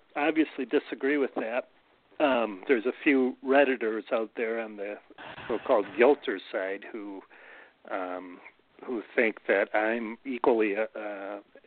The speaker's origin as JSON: {"language": "English", "town": "Milwaukee", "region": "Wisconsin", "country": "United States", "tie": "born or raised there", "lives_now": "Manitowoc, United States", "said": "I grew up in Milwaukee, so it's an hour and a half straight south, and now it's 3 hours straight south because we're an hour and a half from Milwaukee"}